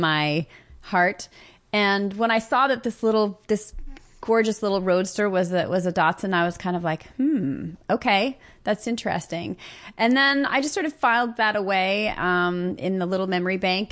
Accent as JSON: {"language": "English", "town": "Los Angeles", "region": "California", "country": "United States", "tie": "born or raised there", "said": "I grew up in the San Fernando Valley"}